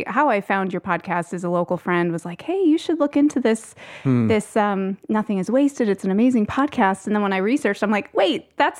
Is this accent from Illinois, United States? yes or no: no; Indiana, United States; I grew up in Northern Indiana, but because of some medical needs that came up for my sister, spent a lot of time here.